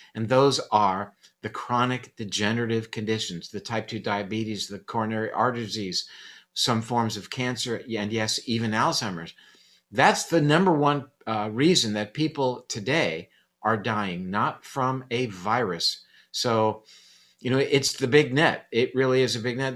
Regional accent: Coral Gables, Florida, United States; I grew up in Coral Gables, which was back then the home of the National Hurricane Center

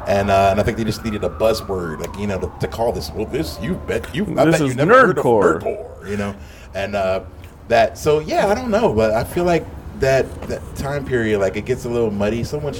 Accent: Philadelphia, Pennsylvania, United States; I went to Penn State, and I grew up in Philly.

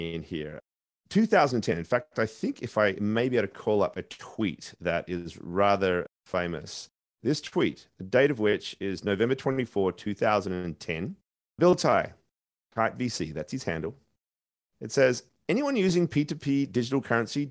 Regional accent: Perth, Western Australia, Australia; moved away; Curtin University in my hometown of Perth, where I got my journalism degree 3 decades ago

